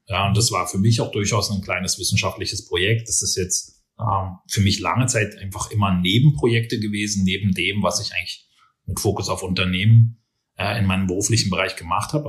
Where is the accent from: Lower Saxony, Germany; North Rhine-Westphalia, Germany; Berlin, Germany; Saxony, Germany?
Berlin, Germany; moved away as an adult; also born or lived in Nuremberg / China / Australia / Los Angeles; now in Vienna, Austria; Ich bin äh, genau in Berlin geboren, aufgewachsen